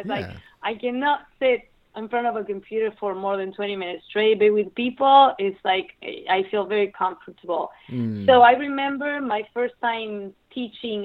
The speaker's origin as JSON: {"language": "English", "region": "Misiones", "country": "Argentina", "tie": "born or raised there", "also_born_or_lived": "Rosario, Argentina / New York, United States", "moved": "as an adult", "said": "I was born in Rosario, but I actually grew up northern Argentina"}